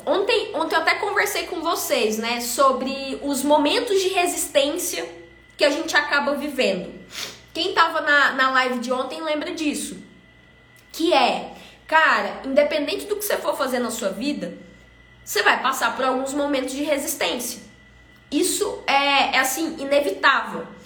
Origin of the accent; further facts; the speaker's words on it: Goiânia, Goiás, Brazil; eu fui criada aqui em Goiânia